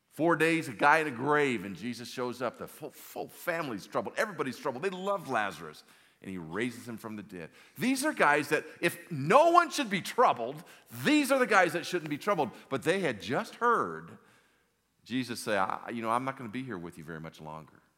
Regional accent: Los Angeles, California, United States; I grew up in Southern California in the, in the valley. I'm an old valley boy, San Fernando Valley.

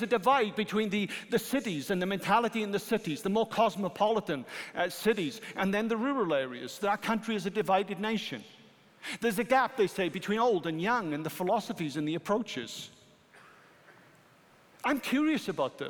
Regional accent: United Kingdom; I'm a British citizen

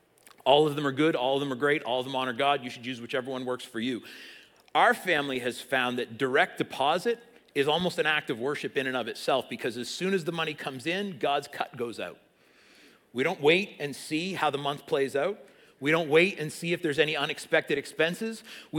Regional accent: South East England, United Kingdom; I grew up in Sussex, up the road. I know from cows.

